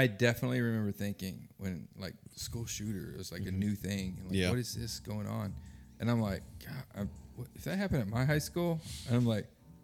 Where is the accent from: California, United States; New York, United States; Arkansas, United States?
Arkansas, United States; I grew up in Arkansas